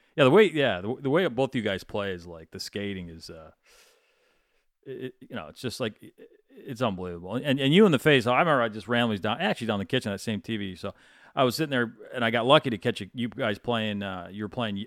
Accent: Michigan, United States; moved away; I grew up in Michigan

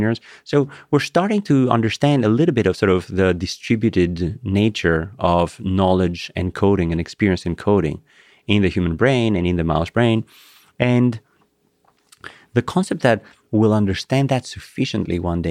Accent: Greece; English is a second language; moved away; my childhood memories of running through, you know, the pebbles in Greece

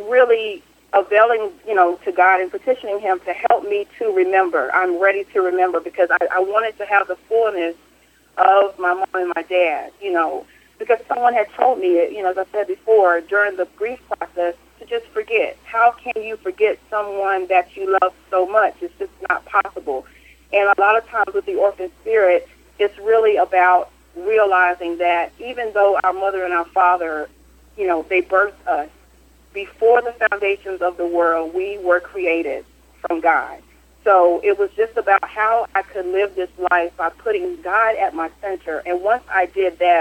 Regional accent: Kinston, North Carolina, United States; now in Fayetteville, Georgia, United States; my hometown, which was Kinston, North Carolina

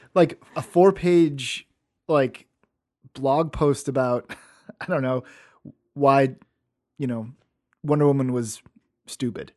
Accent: Forest Park, United States; I grew up in Forest Park

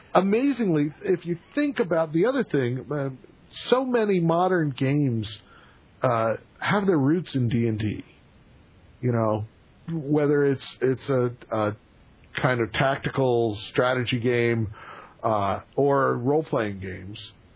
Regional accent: Pennsylvania, United States; moved away; I am originally from Pennsylvania

